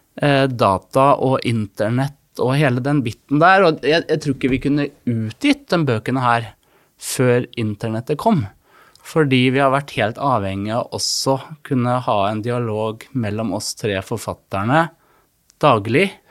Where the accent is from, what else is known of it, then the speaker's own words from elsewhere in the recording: Fredrikstad, Østfold, Norway; jeg vokste opp på Hund i Borge